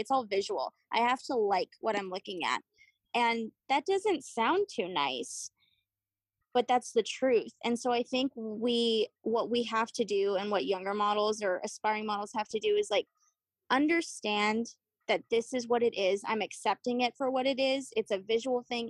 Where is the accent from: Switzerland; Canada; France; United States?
United States; Austin, Texas; now in San Antonio, United States; I was born in Austin, and then my parents moved us, relocated us to San Antonio